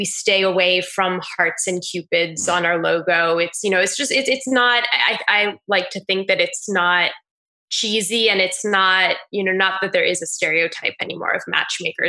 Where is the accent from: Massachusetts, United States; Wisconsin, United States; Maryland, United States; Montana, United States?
Maryland, United States; moved away as an adult; also born or lived in New York City / Paris; now in New York, United States; I'm 32 years old and I'm from Maryland. I've been in New York a total of 10 years now, though